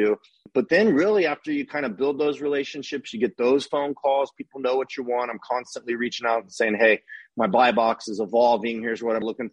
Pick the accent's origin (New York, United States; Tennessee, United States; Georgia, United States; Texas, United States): Texas, United States; Austin; now in Dallas, United States; I grew up in Austin